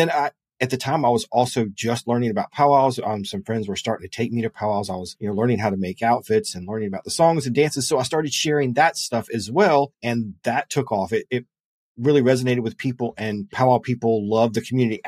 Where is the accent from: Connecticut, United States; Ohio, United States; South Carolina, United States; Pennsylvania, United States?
South Carolina, United States; Lexington; I am from Lexington, South Carolina.